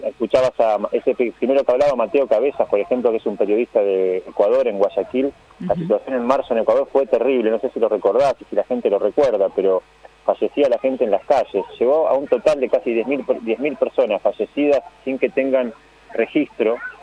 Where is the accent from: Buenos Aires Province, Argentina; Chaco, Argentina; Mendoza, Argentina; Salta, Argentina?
Buenos Aires Province, Argentina; San Nicolás de los Arroyos; moved away as an adult; also born or lived in Somisa; now in Rosario, Argentina; me crié en San Nicolás, pasé toda mi primaria y la secundaria, la hice allá con mis amigos